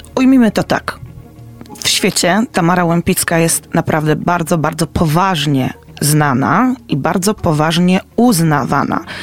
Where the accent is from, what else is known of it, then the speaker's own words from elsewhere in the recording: Poznań, Greater Poland, Poland; my jako poznaniacy